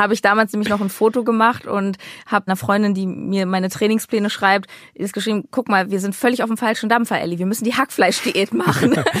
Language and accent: German; Berlin, Germany; meine Heimat Berlin